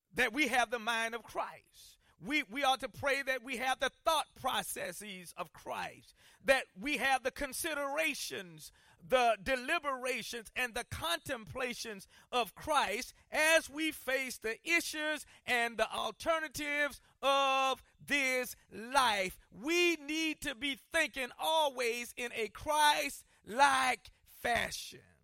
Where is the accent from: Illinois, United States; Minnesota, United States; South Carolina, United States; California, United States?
South Carolina, United States; moved away; where I grew up in South Carolina